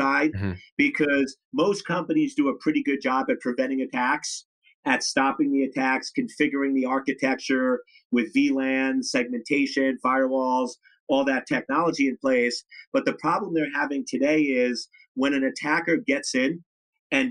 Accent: New York, United States; I'm from New York

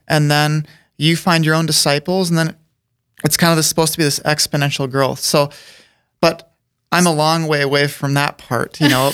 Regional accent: Aberdeen, South Dakota, United States; grew up there

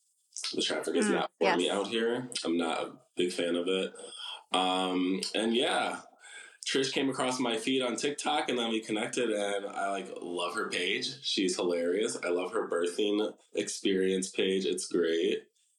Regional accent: Wisconsin, United States; moved away as an adult; also born or lived in Seattle; now in Los Angeles, United States; I am originally from Wisconsin, but landed myself out in LA recently. I'm a travel nurse in labor and delivery. 28, I travel alone right now.

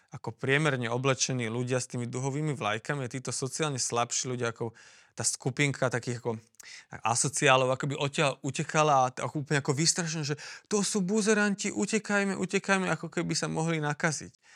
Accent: Slovakia; ja som tu doma

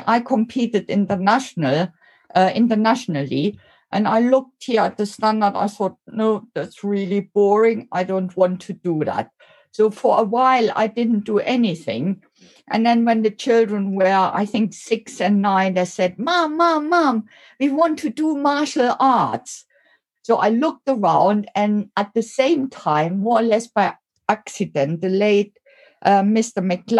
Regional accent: Germany; moved away; So I came over from Germany 26 years ago.

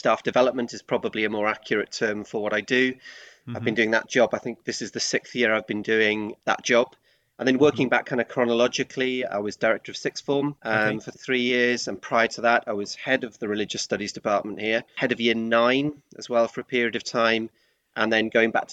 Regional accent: Swansea, Wales, United Kingdom; moved away as an adult; also born or lived in London; now in Reading, United Kingdom; born and brought up in Swansea, and then my adult life has been spent outside of Wales, and then predominantly most of it in the Reading area

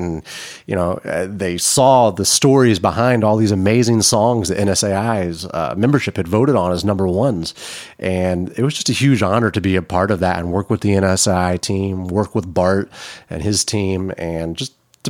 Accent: Hendersonville, Tennessee, United States; I'm from Middle Tennessee. I grew up in Hendersonville, went to school at Beach High School

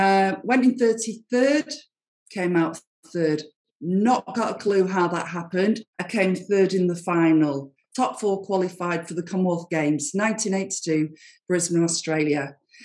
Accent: Fleetwood, North West England, United Kingdom; my local council built us a local swimming pool in Fleetwood, my hometown.

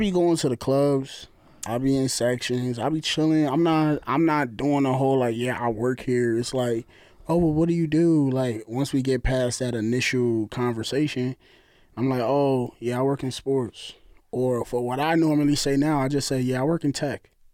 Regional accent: New Jersey, United States; we from New York. I'm from Jersey. You hear the accent.

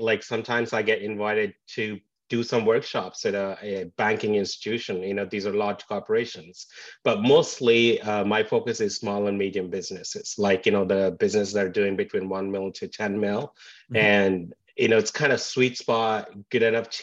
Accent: India; moved away as an adult; also born or lived in England; now in Vancouver, Canada; Born and raised in India and moved to England for my post-graduation, but now in Vancouver, Canada

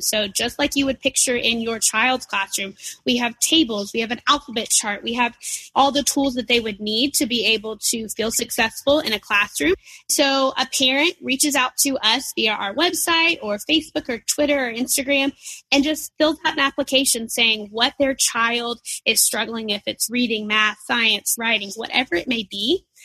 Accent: Nashville, Tennessee, United States; moved away as an adult; now in Chattanooga, United States; I'm from Nashville originally

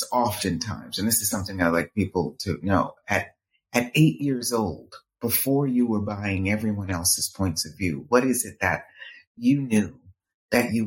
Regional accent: Boston, Massachusetts, United States; I was born and raised in Boston, Massachusetts

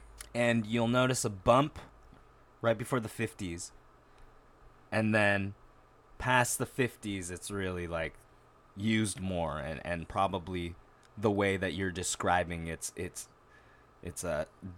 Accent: Japan; which I grew up with in Japan through Miyazaki films being the best avenue into

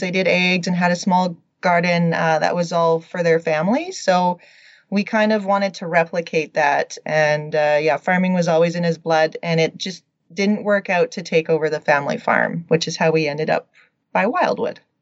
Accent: Radium Hot Springs, British Columbia, Canada; moved away as an adult; also born or lived in Lethbridge, Alberta / Edmonton, Alberta; now in Alberta, Canada; I'm originally from Radium Hot Springs, BC. I grew up a small town country girl

